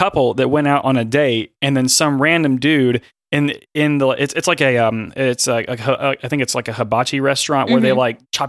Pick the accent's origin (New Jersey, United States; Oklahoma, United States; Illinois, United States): Oklahoma, United States; Tulsa; I'm from Tulsa